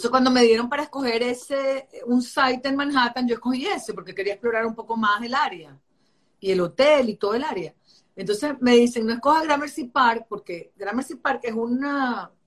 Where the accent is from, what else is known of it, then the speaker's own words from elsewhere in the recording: Caracas, Capital District, Venezuela; accent: Caracas; now in New York, United States; yo vivo acá 26 años, tengo aquí viviendo en Nueva York, y yo hablo como caraqueño y tengo acento. La gente cuando me oye hablar inglés, yo tengo acento caraqueño.